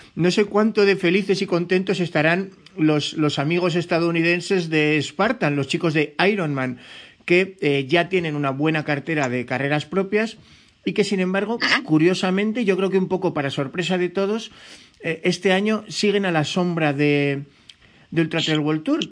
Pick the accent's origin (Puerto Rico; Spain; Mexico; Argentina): Spain; yo como español